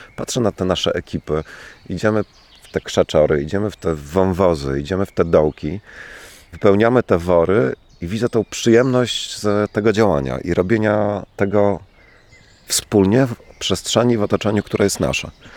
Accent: Włodawa, Lublin Voivodeship, Poland; moved away as an adult; also born or lived in Czech Republic / Florence, Italy / London; Urodziłem się tutaj, urodziłem się we Włodawie. Tutaj chodziłem do szkoły

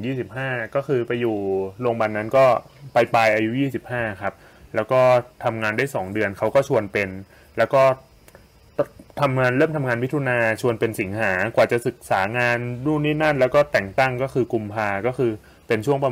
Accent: Bangkok, Thailand; moved away as an adult; also born or lived in Nakhon Ratchasima; ผมอ่ะบ้านอยู่กรุงเทพ แต่ว่าไปใช้ทุนอยู่โคราช

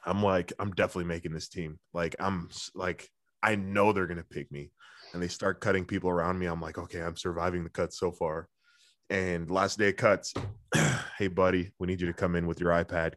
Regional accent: Ottawa, Ontario, Canada; also born or lived in Orleans, Ottawa; down the same street of where I grew up

